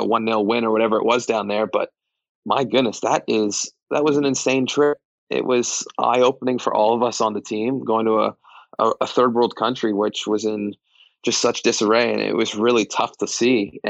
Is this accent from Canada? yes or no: yes; Toronto, Ontario, Canada; moved away as an adult; now in Nashville, United States; Toronto, where I grew up